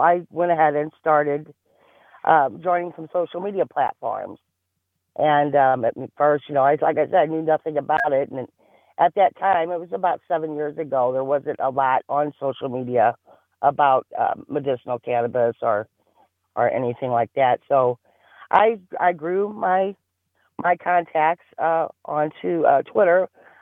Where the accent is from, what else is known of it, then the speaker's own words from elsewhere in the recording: Caseyville, Illinois, United States; also born or lived in East St. Louis, Illinois; Grew up in Caseyville.